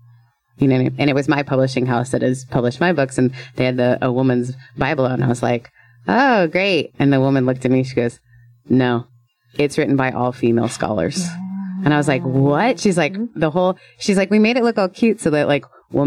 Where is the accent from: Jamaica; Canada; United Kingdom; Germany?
Canada; I'm Canadian.